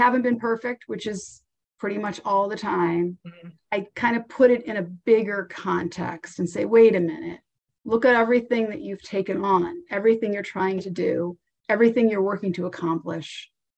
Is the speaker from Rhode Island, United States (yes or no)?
yes; Rhode Island, United States; moved away as an adult; now in Boston, United States; We were in Rhode Island at the time, and my father had left, and then my mother moved to Connecticut.